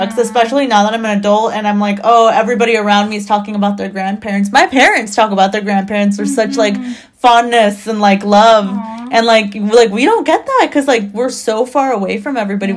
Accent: Long Beach, California, United States; also born or lived in Mexico; Long Beach, which I've been here my whole mm-hmm. life

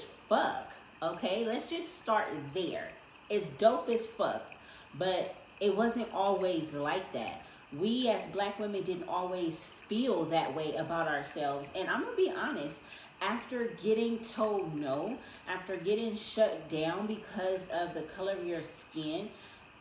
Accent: Inglewood, California, United States; I'm from Inglewood, California, okay? Grew up in Inglewood on 104th and Darby

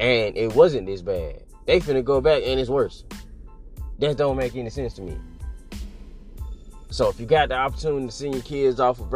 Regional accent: United States; I'm American

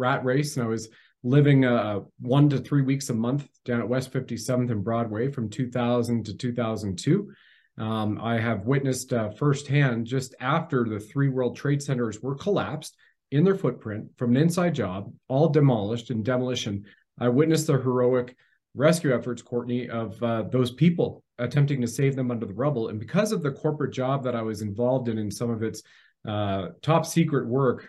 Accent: Canada; as you mentioned, and I served my country in Canada at the federal level as a Canadian infantry soldier.

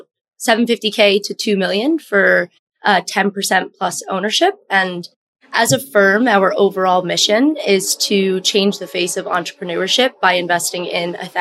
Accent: Long Island, New York, United States; I was born and raised on Long Island. I spent my entire life there until I moved into New York City to attend Columbia University

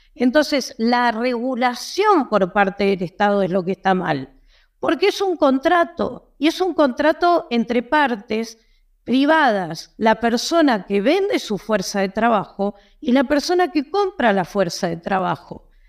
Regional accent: Argentina; Yo soy argentina

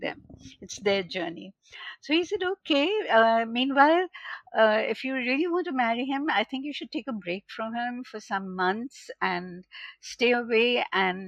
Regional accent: Kolkata, West Bengal, India; in 1971, when I came from Calcutta to Bombay back, I joined the Xavier's Institute of Mass Communications

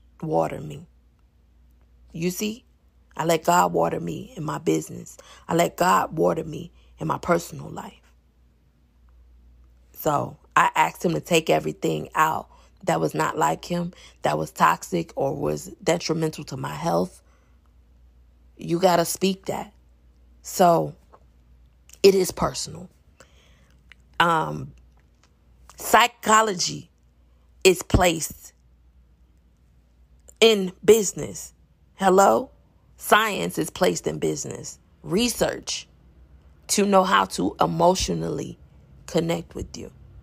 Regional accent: Chicago, Illinois, United States; I'm from Chicago

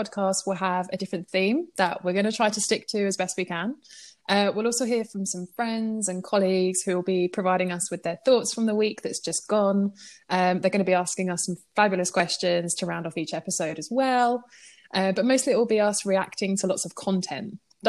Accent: Rayleigh, East of England, United Kingdom; moved away; I'm originally from a really small town called Rayleigh in Essex. I don't know if anyone's heard of it, and I promise my accent won't shine through too much.

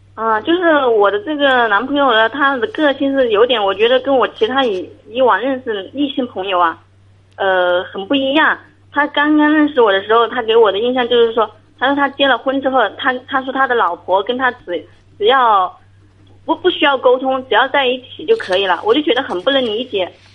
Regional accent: Hunan, China; 我这边是湖南的

